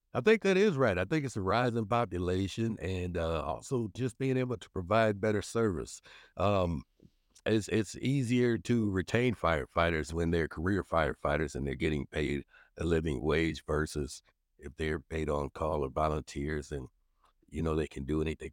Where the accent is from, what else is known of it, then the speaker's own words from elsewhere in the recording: Minneapolis, Minnesota, United States; also born or lived in Saint Paul, Minnesota; we moved to North Minneapolis when I was, uh, probably just about one and a half, two years old. And so, being able to serve that community I grew up